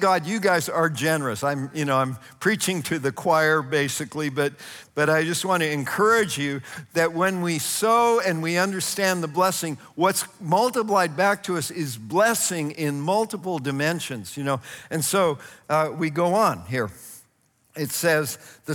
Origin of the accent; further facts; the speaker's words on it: Northern California, United States; I grew up in Northern California, and about 50 miles from my house were the Calaveras big trees